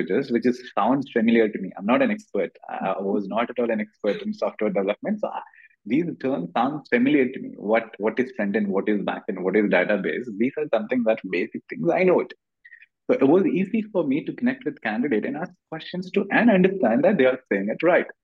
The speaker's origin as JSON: {"language": "English", "region": "Kerala", "country": "India", "also_born_or_lived": "Tamil Nadu / Bangalore", "second_language": "English", "moved": "as an adult", "said": "I come from Kerala and I studied in Tamil Nadu. My English wasn't that great."}